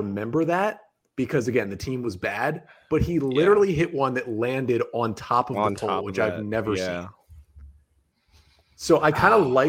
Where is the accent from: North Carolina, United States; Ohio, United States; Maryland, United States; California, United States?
Maryland, United States; Fallston; the town I grew up in Fallston, Maryland.